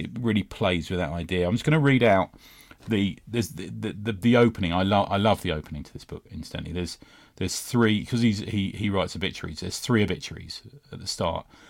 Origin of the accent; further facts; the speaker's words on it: London, United Kingdom; growing up in West London